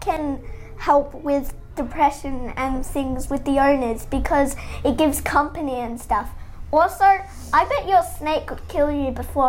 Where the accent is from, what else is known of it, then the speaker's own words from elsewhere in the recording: Australia; I'm 8 from the same country, Australia